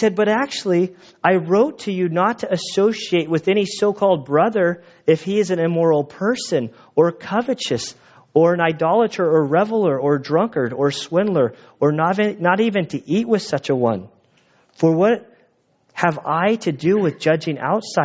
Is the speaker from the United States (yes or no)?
yes; United States; being an American